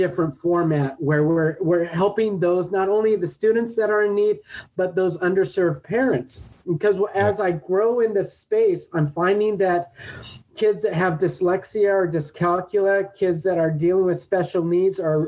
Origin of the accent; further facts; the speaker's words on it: Redondo Beach, California, United States; also born or lived in San Francisco; I grew up here in Southern California in Redondo Beach